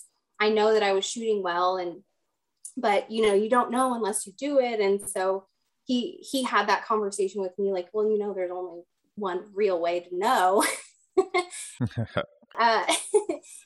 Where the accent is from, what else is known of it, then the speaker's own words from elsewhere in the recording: Texas, United States; I grew up in Texas